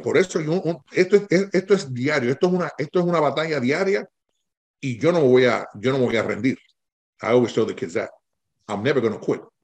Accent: Puerto Rico; yo me crié con mis tías en Puerto Rico

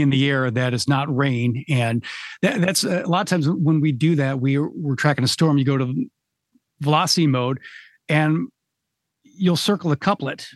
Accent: Michigan, United States; I'm from Michigan

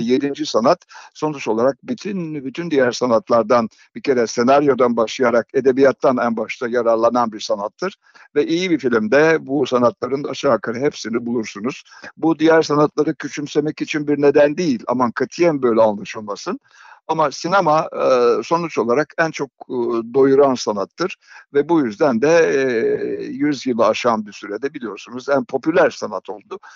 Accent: İzmir, Turkey; moved away; Ben 1939 doğumluyum, doğumluyum ve İzmir'de Karşıyaka'da doğdum.

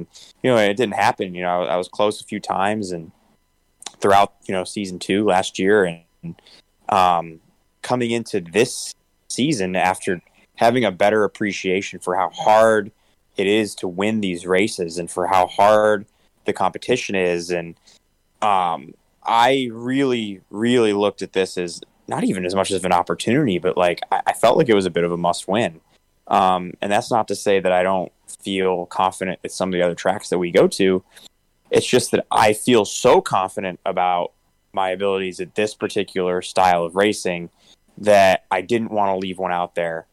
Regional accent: Syracuse, New York, United States; growing up in Syracuse, New York

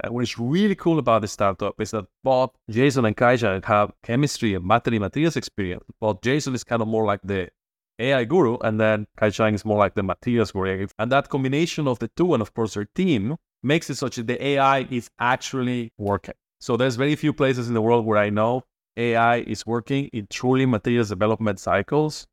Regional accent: Mexico; moved away as an adult; also born or lived in Boston / Berkeley; now in Toronto, Canada; I hail from Mexico

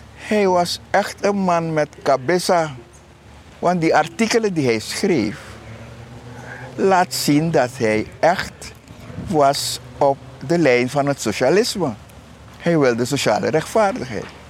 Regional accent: Suriname; wij als Surinamers

